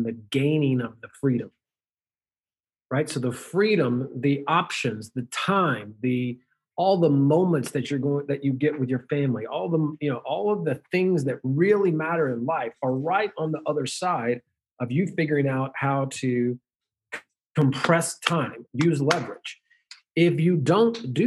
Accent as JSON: {"language": "English", "region": "the South", "country": "United States", "tie": "born or raised there", "said": "I was raised in the South"}